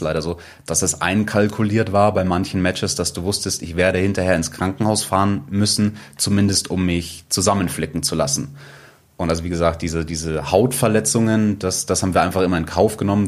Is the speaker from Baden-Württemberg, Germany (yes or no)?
no; Munich, Bavaria, Germany; ich bin in München geboren